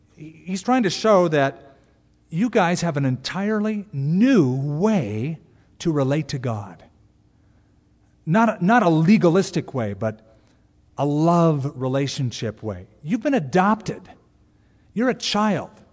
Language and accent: English; United States; we're American Christians